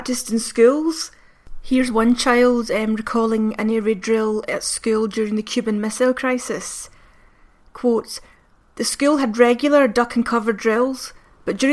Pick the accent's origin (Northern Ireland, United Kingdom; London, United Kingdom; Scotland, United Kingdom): Scotland, United Kingdom; Glasgow; me in Glasgow in the 80s